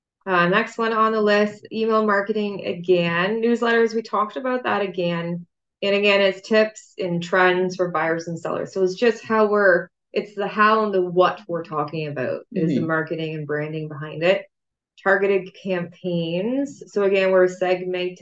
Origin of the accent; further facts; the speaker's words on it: Canada; I'm a Canadian girl